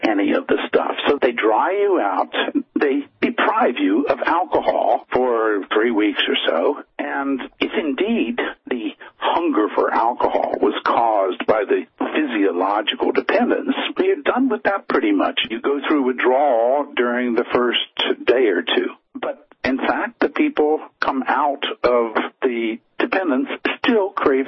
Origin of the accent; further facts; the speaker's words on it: United States; accent: American; moved away as an adult; now in Finland; as people probably can tell from the accent, I am an American originally. I've been in Finland since 1972